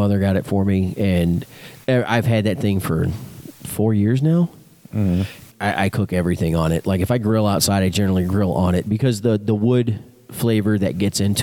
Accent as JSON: {"language": "English", "region": "Texas", "country": "United States", "tie": "born or raised there", "said": "I'm born and raised in Texas"}